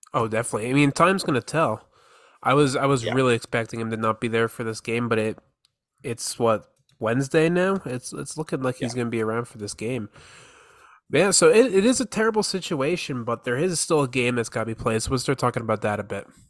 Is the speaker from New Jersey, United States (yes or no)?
yes; Morris County, New Jersey, United States; moved away as an adult; now in Houston, United States; I'm a Jersey boy actually